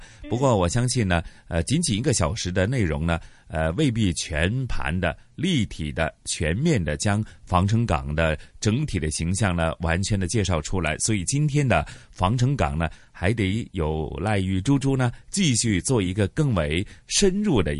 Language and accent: Chinese; Guangxi, China; now in Hong Kong, Hong Kong; 虽然小时候在广西长大